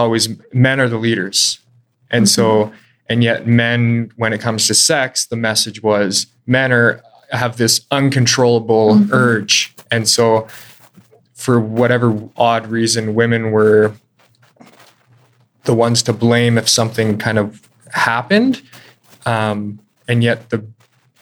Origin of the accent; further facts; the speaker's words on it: Calgary, Alberta, Canada; here in Calgary, born and raised Calgarian